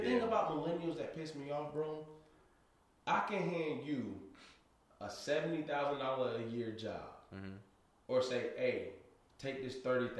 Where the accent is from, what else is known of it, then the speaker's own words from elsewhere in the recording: Raleigh, North Carolina, United States; I'm from Raleigh, North Carolina.